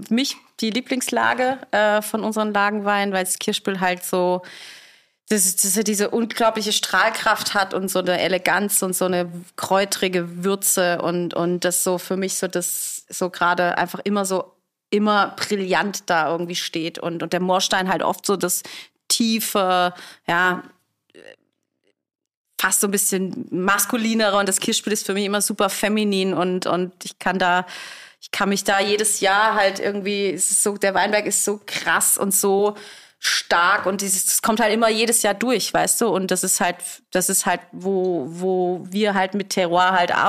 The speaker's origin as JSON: {"language": "German", "region": "Rhineland-Palatinate", "country": "Germany", "said": "Hallo, wir kommen aus Rheinhessen."}